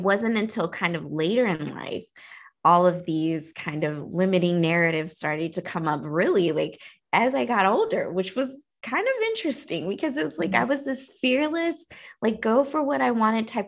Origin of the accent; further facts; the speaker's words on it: Oklahoma, United States; I come from Oklahoma, so it's a pretty small town.